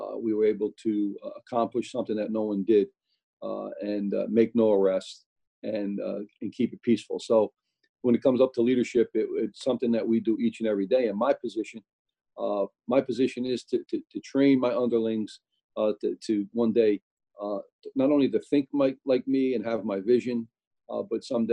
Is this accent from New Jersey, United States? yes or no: yes; Newark, New Jersey, United States; born or raised there